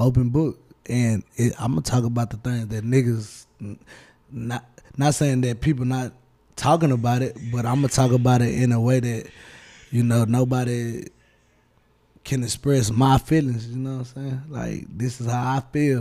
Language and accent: English; Houston, Texas, United States; I'm from Houston, Texas